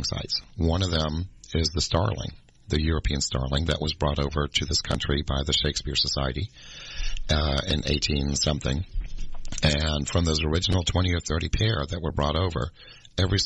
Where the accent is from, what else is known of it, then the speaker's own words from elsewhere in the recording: Germany; moved away; I'm from Germany where they're native